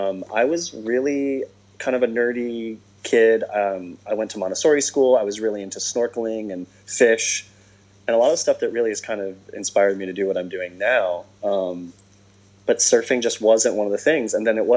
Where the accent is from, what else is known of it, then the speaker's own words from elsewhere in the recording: New England, United States; also born or lived in St. John, US Virgin Islands; I grew up kind of ping-ponging around a little bit. My parents are New Englanders, and I'm a New Englander. But when I was really, really tiny, like a pea pod, they moved to the Virgin Islands, to a little island called St. John.